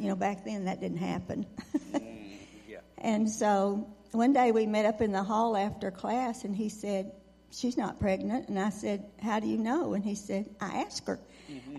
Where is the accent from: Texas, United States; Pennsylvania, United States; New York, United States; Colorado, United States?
Texas, United States; Sweetwater area, West; also born or lived in Haskell, Texas; my family lived in rural. It's out in the Sweetwater area